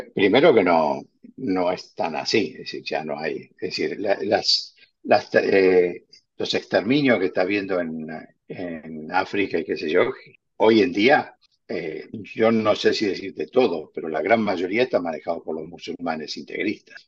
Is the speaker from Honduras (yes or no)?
no; Argentina; now in Spain; yo soy argentino y como argentino prefiero que se exporte carne argentina